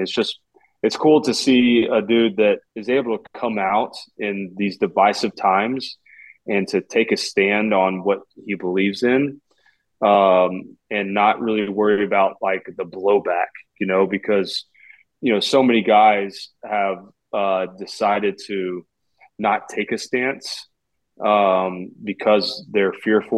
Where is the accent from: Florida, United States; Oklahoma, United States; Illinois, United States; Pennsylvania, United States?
Oklahoma, United States; Oklahoma City; I'm from Oklahoma City.